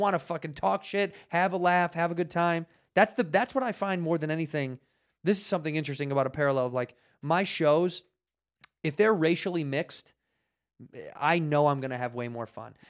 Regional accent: Chicago, Illinois, United States; moved away as an adult; now in Los Angeles, United States; I would move back to Chicago where I'm from

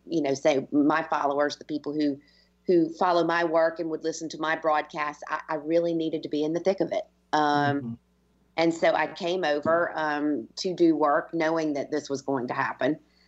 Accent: United States; now in Ireland; I've been Irish, been in Ireland for 20 years, and I'm as Irish as they come at this stage, but I am also American.

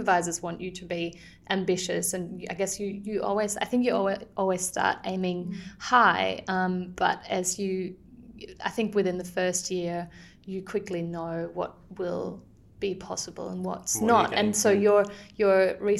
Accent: Germany; moved away; I'm originally coming from Germany. That's where I studied

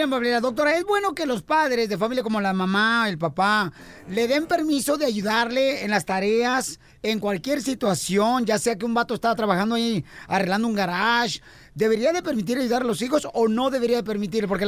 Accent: Mexico; porque somos mexicanos y saben que los mexicanos van a venir a pagar ese dinero

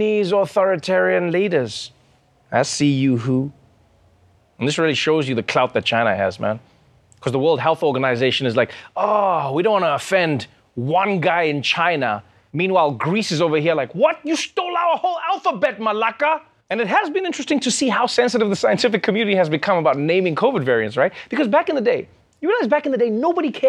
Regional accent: South Africa; I too am a South African.

